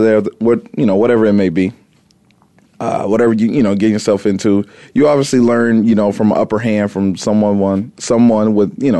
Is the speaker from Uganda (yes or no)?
no; Indiana, United States; growing up in Indiana